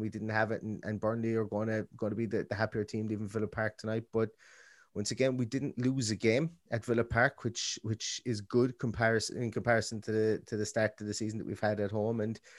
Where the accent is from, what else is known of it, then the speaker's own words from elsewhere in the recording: Ireland; we're two fellas from Ireland, so we don't have to walk into work and get shit from Wolves fans.